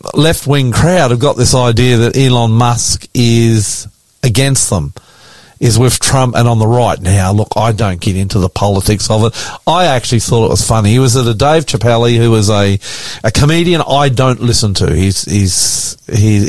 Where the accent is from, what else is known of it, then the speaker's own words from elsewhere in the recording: Queensland, Australia; my home state of Queensland, just outside of Brisbane, a couple of hours